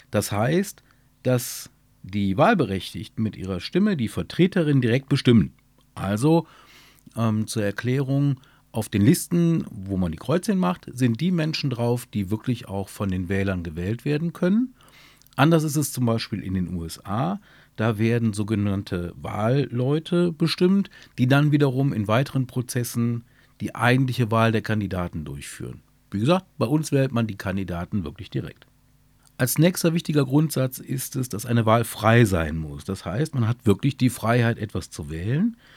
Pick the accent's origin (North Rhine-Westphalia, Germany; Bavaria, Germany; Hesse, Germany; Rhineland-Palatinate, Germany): North Rhine-Westphalia, Germany; Burscheid; Mein Burscheid liebe ich, weil es meine Heimat ist weil hier genau auch meine Heimat ist